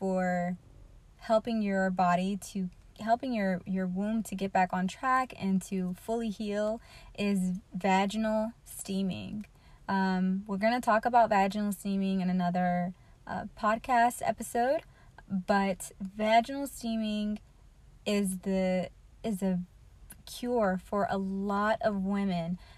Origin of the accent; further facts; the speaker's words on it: United States; as an American